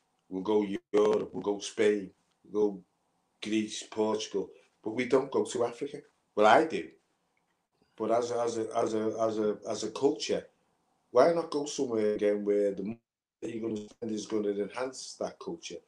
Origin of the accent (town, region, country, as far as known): Liverpool, North West England, United Kingdom